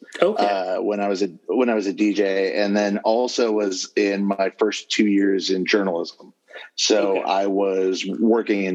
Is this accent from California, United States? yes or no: yes; Southern California, United States; working full time at my hometown newspaper.